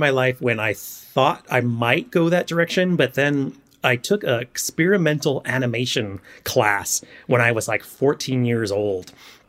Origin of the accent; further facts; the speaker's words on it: Tacoma, Washington, United States; moved away; also born or lived in New York / Seattle; I was born and raised in Tacoma, Washington